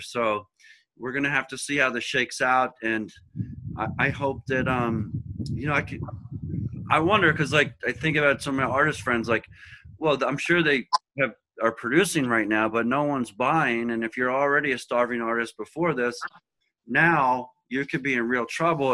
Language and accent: English; Philadelphia, Pennsylvania, United States; moved away as an adult; also born or lived in Boston; now in Cape Cod, United States; I'm from Philadelphia. I moved to Boston to follow my older son, Aiden.